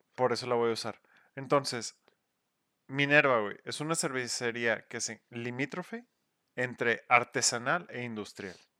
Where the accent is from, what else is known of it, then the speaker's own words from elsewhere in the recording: Mexico; Somos mexicanos haciendo cerveza mexicana